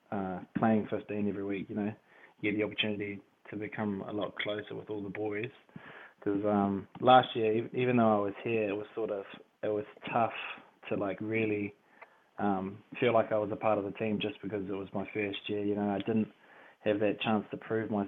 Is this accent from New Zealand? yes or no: yes; Porirua, Wellington, New Zealand; also born or lived in London; moved back to Wellington when I was three, so pretty much raised there my whole life. But yeah, I grew up in Paramata